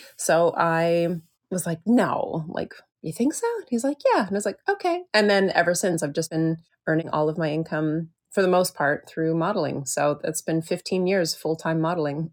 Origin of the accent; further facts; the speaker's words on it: just outside of Toronto, Ontario, Canada; moved away as an adult; also born or lived in Vancouver, Canada / Victoria, Canada; now in San Francisco, United States; I was born and raised just outside of Toronto